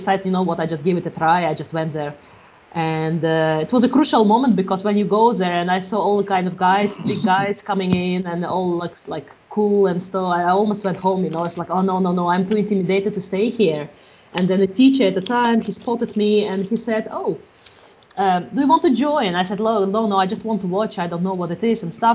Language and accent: English; Russia; moved away as an adult; also born or lived in Europe; now in Galway, Ireland; I'm from Russia, but past 15 years I've been a little bit around Europe, and past 5 years I've been around in Galway.